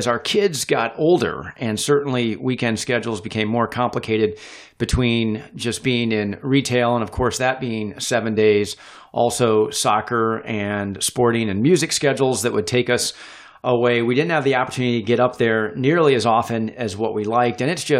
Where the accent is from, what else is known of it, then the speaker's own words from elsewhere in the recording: Northern Indiana, United States; For me, it was that quintessential Midwestern town where blocks were laid out pretty evenly spaced, very straight avenues and streets.